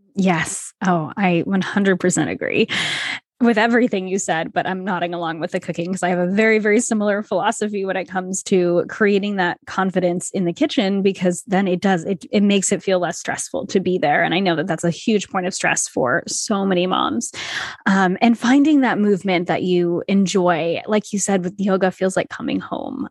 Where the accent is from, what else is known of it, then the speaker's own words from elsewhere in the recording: Rhode Island, United States; also born or lived in Toronto; I grew up in Rhode Island, which small state, s, everything is small here.